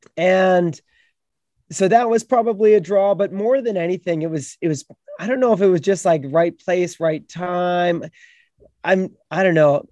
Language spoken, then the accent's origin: English; Beachburg, Ontario, Canada; I grew up on the Ottawa River in a small town in Beechburg, Ontario, up in Canada